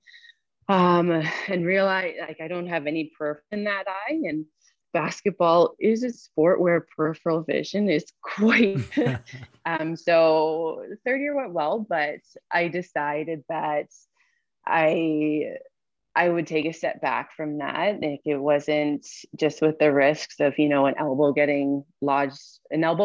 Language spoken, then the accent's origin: English; Burlington, Ontario, Canada; also born or lived in Hamilton, Canada / Ottawa, Canada; I'm from Burlington. So I came back to Burlington